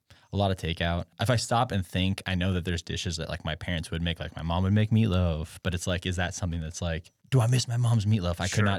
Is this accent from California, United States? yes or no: yes; Grass Valley, California, United States; So Grass Valley, I always define it as like there's two parallels and there's like a lot of hippies and a lot of rednecks.